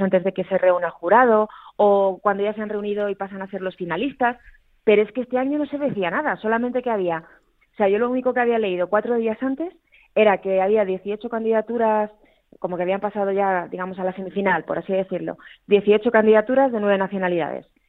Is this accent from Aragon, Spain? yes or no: yes; Aragon, Spain; una palabra que en mi tierra usamos mucho, los aragoneses, que es la rasmia